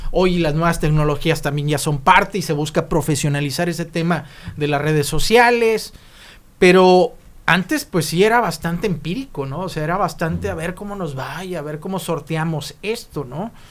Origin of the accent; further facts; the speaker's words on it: Mexico; born there; Échale la culpa que nacimos en México.